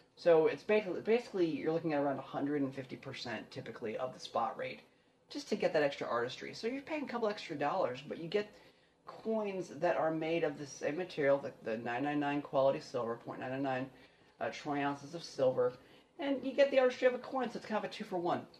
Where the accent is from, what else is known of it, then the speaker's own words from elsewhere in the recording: Frederick, Maryland, United States; moved away; I grew up in Frederick